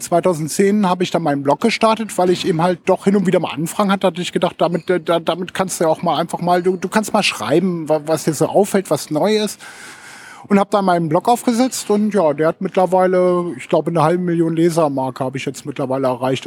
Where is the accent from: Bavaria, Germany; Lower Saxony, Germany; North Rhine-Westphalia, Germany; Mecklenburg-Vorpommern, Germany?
Lower Saxony, Germany; Hameln; ich komme ursprünglich aus Hameln, wohne auch noch mit Frau und Tö äh, Töchtern